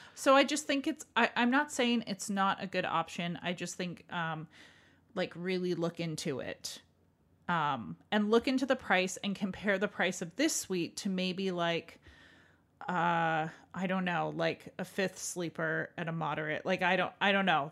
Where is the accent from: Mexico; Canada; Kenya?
Canada; as a Canadian